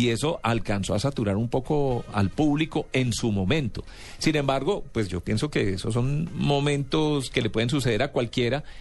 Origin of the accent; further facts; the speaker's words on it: Cuba; pero nos quedamos cortos de tiempo y siendo cubanos